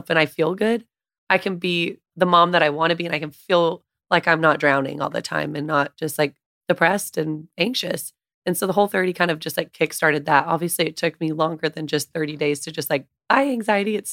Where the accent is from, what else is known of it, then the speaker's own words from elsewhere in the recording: a small town north of Dallas, Texas, United States; I grew up in a small town north of Dallas and I just grew up on home cooking